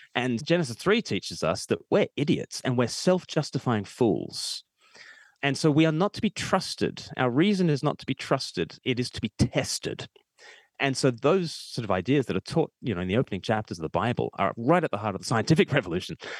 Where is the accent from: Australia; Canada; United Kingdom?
Australia; I'm Australian